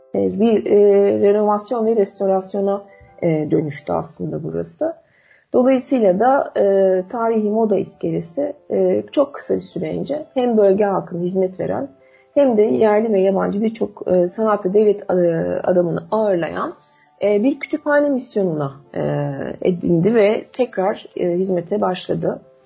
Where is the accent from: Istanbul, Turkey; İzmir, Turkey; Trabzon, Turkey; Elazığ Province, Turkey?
Istanbul, Turkey; ben de doğma büyüme İstanbullu